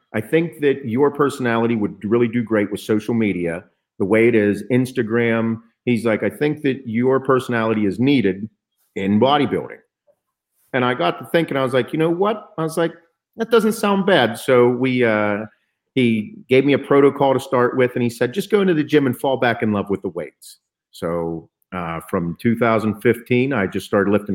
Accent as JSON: {"language": "English", "region": "Western Pennsylvania", "country": "United States", "said": "I'm from Western PA"}